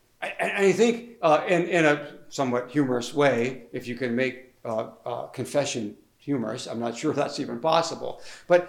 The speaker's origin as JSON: {"language": "English", "country": "United States", "tie": "born or raised there", "moved": "as an adult"}